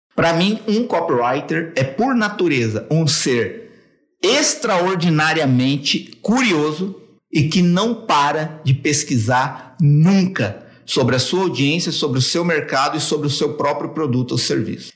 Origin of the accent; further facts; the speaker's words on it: São Paulo, Brazil; Eu sou de São Paulo, tenho 42 anos